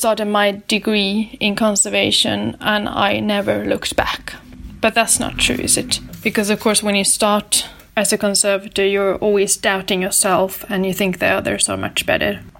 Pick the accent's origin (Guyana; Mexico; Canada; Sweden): Sweden; Lysvik, Värmland; moved away as an adult; now in Oslo, Norway; I'm originally from Sweden, from a small village called Lysvik